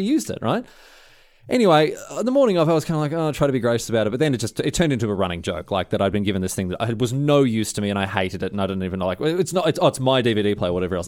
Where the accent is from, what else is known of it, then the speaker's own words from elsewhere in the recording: Australia; moved away; I'm Australian.